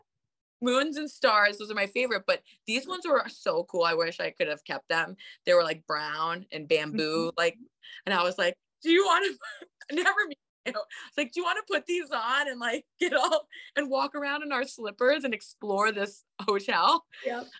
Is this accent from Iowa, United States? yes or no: no; Bedford, New York, United States; I'm in from Bedford, New York, which is like a small horse town right outside New York City